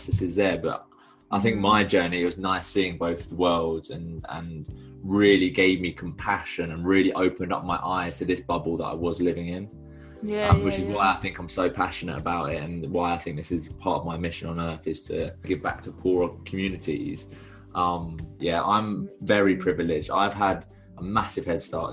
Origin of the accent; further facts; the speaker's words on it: Rickmansworth, East of England, United Kingdom; It was actually outside Watford. It's a small town called Rickmansworth.